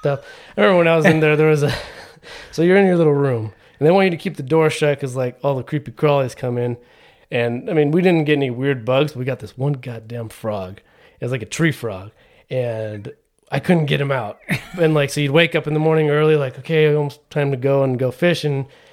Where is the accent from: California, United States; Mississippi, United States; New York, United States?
California, United States; Trabuco Canyon; I grew up down here in Orange County, right in, uh, Tribuco Canyon, which is just South Orange County